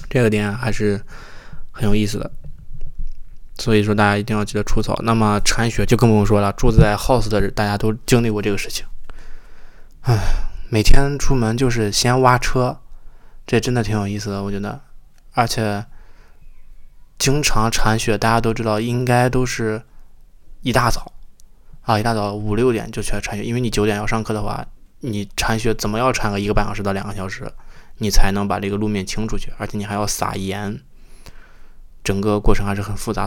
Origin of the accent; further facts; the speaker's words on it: Shandong, China; moved away as an adult; now in Toronto, Canada; 作为一个山东人，还是比较传统的